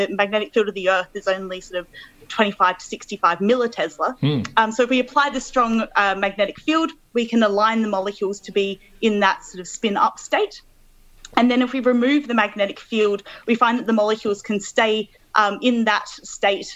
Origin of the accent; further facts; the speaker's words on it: Adelaide, South Australia, Australia; moved away as an adult; also born or lived in Melbourne, Australia; now in Manchester, United Kingdom; I'm originally from Adelaide, so I grew up there